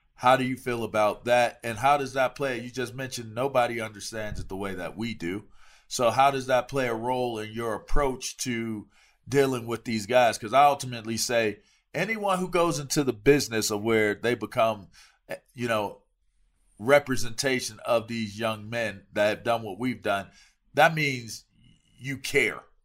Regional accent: East Coast, United States; I'm from the East Coast

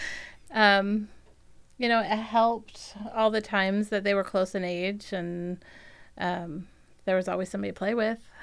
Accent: Virginia, United States; also born or lived in Pennsylvania; I was born in Virginia

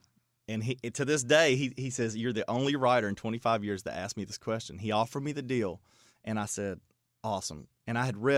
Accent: Bardstown, Kentucky, United States; Well, there's actually, from our hometown, there's actually a well-known songwriter

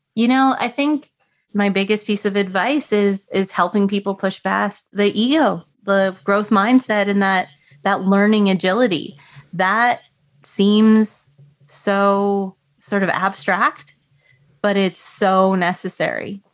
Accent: Canada; So I grew up in Canada, very cold, very snowy

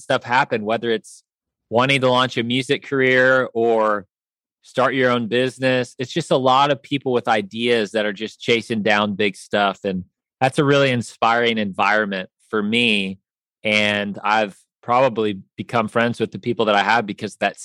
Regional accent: Kansas City, United States; also born or lived in Chicago; now in Nashville, United States; I grew up in Kansas City

